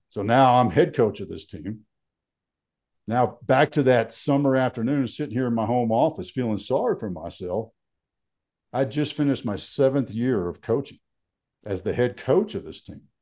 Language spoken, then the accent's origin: English; Fort Worth, Texas, United States; moved away as an adult; also born or lived in Fairbanks, Alaska; now in Colorado, United States; So I grew up in Texas